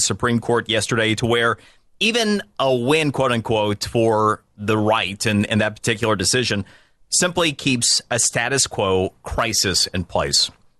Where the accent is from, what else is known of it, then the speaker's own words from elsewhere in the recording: Florida, United States; a lot of them happened from my home state of Florida